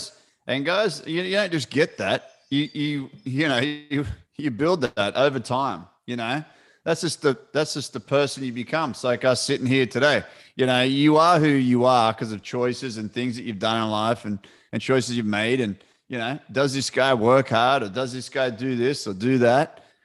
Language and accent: English; Australia; Mate, we'd always wake up, you know, as a kid, just obviously given the childhood memories.